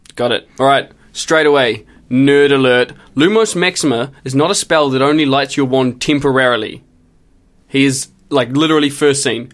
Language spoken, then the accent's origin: English; Christchurch, Canterbury, New Zealand; moved away as an adult; I did four years of study just in Christchurch, just in my hometown.